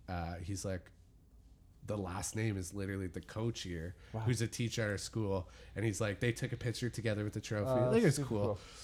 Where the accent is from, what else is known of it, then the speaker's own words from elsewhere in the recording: Dundas, Ontario, Canada; I grew up in Dundas, which is like the whitest, most sheltered place within